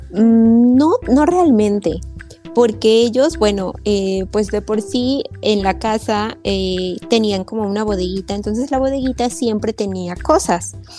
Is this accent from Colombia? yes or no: no; Xalapa, Veracruz, Mexico; la ciudad de donde yo soy, veo que están en Jalapa